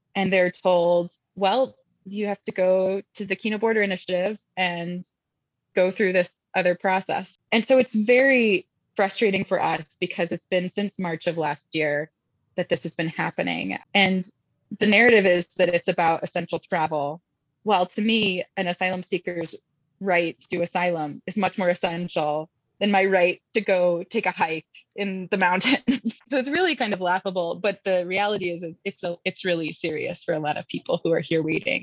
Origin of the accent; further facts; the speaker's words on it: Indianapolis, Indiana, United States; moved away; I'm from Indianapolis